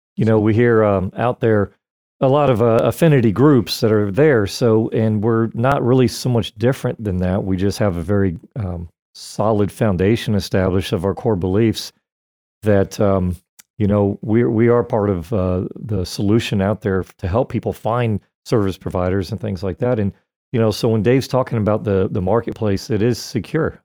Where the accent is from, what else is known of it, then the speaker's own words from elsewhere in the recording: Florida, United States; born and raised in Florida